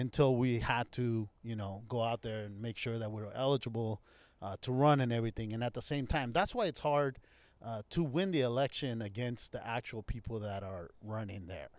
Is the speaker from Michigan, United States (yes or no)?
no; Anaheim, California, United States; also born or lived in Santa Ana, California; I grew up here. I, I am from Orange County